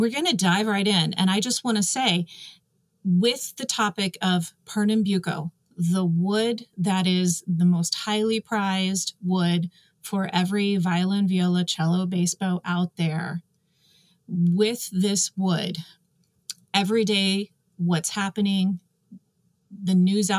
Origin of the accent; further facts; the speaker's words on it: Texas, United States; I'm Texan, born and raised